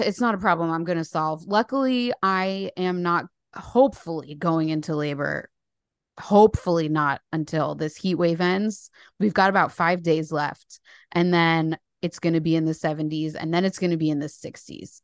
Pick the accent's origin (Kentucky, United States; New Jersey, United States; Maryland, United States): New Jersey, United States; Paterson; moved away as an adult; now in London, United Kingdom; I'm from New Jersey. I live in the U K